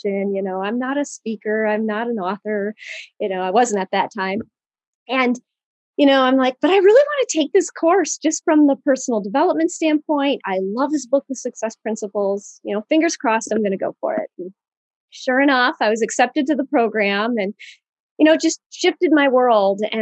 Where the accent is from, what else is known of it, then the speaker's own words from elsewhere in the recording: Michigan, United States; So I grew up in Michigan, and my father, he's an astronomer. He taught at the university here, Central Michigan.